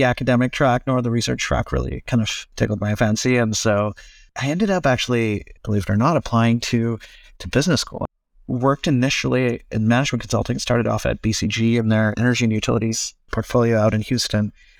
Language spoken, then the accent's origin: English; Cyprus; also born or lived in India; I was born in India, grew up most of my life in the Eastern Mediterranean, though out in Cyprus.